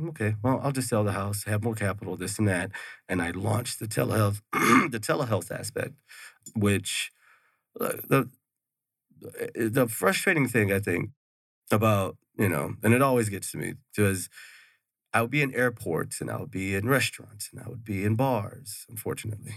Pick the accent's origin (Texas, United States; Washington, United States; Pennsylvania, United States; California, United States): Texas, United States; Houston; moved away as an adult; now in Mesa, United States; I'm originally from Texas. I'm from Houston.